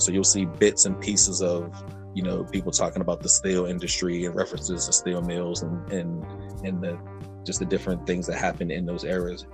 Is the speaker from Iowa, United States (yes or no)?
no; Pittsburgh, Pennsylvania, United States; I'm from Pittsburgh, Pennsylvania